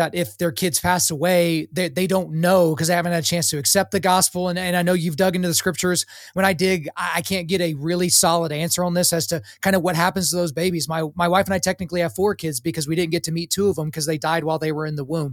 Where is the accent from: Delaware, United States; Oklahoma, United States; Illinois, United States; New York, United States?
Oklahoma, United States; I grew up, I was born in Oklahoma. So according to my parents, I was a Christian because I was born on the red clay of this great state